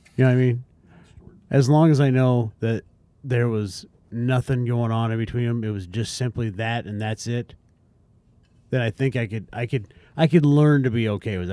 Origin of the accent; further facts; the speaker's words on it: South Dakota, United States; I grew up in South Dakota